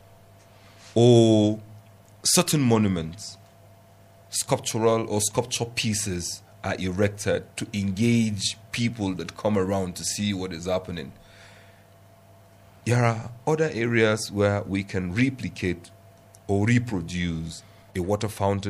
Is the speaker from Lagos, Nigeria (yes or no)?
no; Plateau, Nigeria; I'm from Plateau State